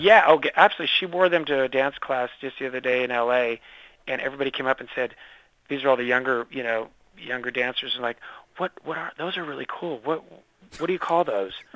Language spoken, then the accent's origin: English; San Diego, California, United States; I'm from San Diego